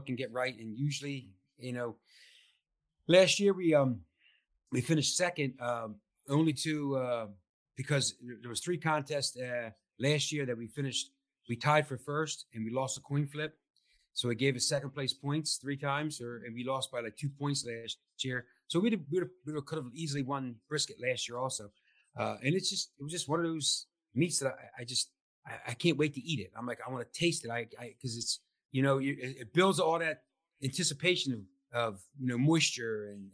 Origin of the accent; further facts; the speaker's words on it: New Jersey, United States; New Jersey